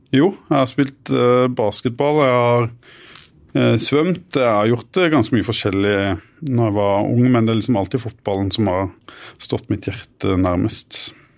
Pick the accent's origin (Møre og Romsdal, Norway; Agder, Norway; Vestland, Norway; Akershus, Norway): Agder, Norway; Arendal; moved away as an adult; also born or lived in Bø; Vi feirer annethvert eh, år på Hisøy, der jeg kommer fra. Hos mine foreldre